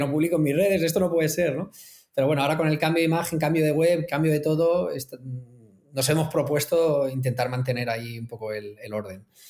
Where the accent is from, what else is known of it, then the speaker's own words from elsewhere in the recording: Elche, Valencian Community, Spain; yo soy de Elche